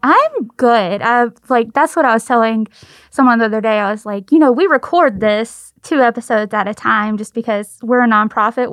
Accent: the South, United States; We're from the South

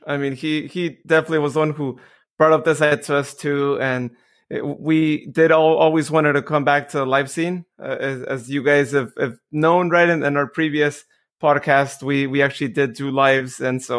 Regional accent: Modesto, California, United States; I know Joe was actually involved in the Modesto Nuts here locally

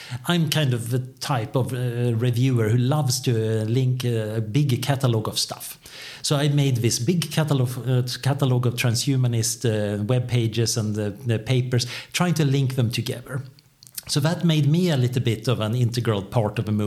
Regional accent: Sweden; I am from Sweden

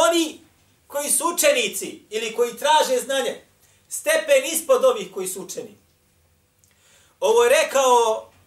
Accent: Bosnia & Herzegovina

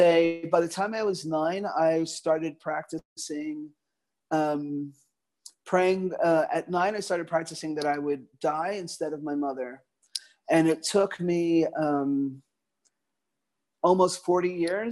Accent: New York City, New York, United States; Growing up in a very multicultural community in the Northeast Bronx

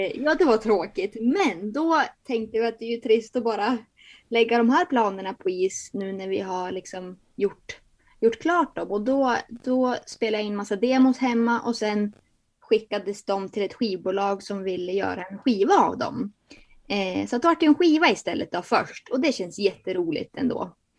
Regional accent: Bjärme, Jämtland, Sweden; also born or lived in Börön; Jag är ju från Bjärme, där Bodil också är från

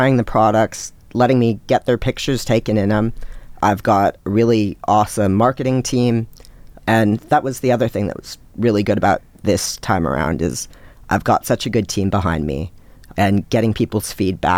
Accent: Seattle, Washington, United States; now in Brisbane, Australia; I'm originally from Seattle in the U.S.

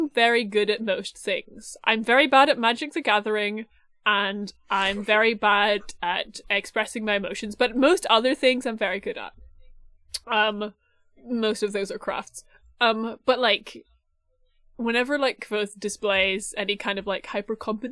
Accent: Ireland; growing up in Ireland

